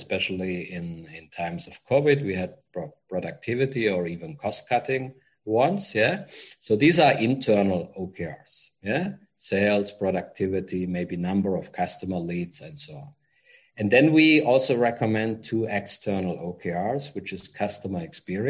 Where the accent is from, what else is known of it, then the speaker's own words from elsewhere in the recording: Germany; moved away as an adult; now in Vietnam; I'm from Germany